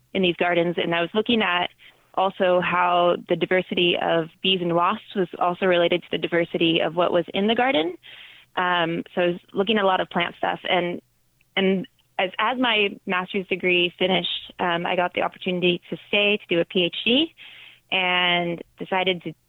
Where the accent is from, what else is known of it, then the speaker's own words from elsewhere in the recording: Northern California, United States; also born or lived in Seattle; I grew up in Northern California in a small farming town.